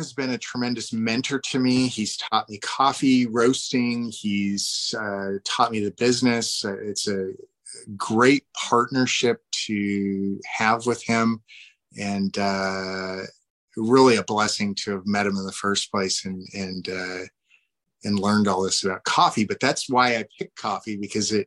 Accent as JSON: {"language": "English", "region": "Washington", "country": "United States", "said": "I am from Washington State."}